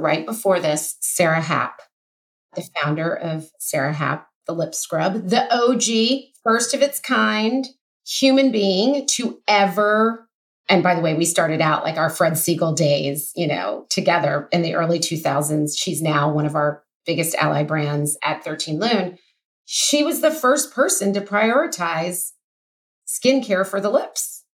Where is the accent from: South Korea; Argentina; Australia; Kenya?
Kenya; I mean, I'm a Kenyan girl that's never sold a product internationally.